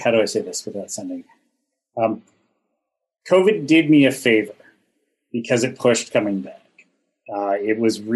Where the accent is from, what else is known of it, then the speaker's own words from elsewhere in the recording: Ontario, Canada; I'm from Ontario, which gets very cold in the winter.